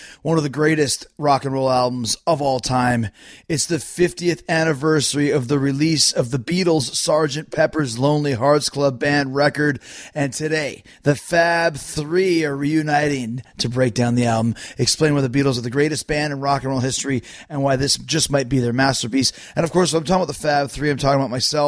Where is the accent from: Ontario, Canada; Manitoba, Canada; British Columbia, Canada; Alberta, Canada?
Manitoba, Canada; Winnipeg; I'm from Winnipeg